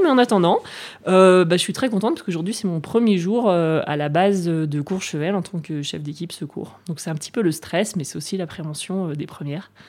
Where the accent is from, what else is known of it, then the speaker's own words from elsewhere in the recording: La Roche-sur-Foron, Auvergne-Rhône-Alpes, France; also born or lived in Nancy / Grenoble / Germany / United States; je suis née à Nancy, Meurthe-Moselle cinquante-quatre, mais, euh, j'ai grandi en Haute-Savoie, à La Roche-sur-Foron